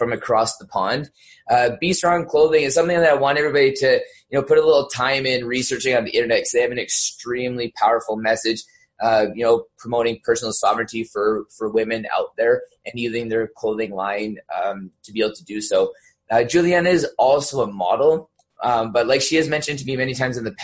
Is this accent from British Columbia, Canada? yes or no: no; Southern Alberta, Canada; I grew up in Southern Alberta.